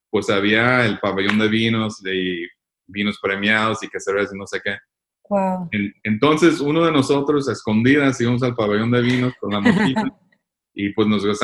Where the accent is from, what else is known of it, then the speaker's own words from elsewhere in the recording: Michoacán, Mexico; Eh, de Michoacán.